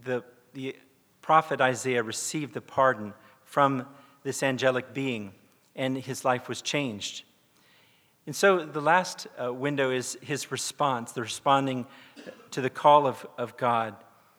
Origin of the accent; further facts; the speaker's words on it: South Korea; I grew up in South Korea. My parents were missionaries with the Presbyterian Church